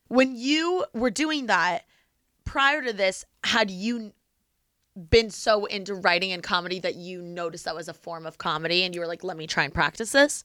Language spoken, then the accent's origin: English; Bloomington, Indiana, United States; moved away as an adult; also born or lived in Los Angeles; my hometown is Bloomington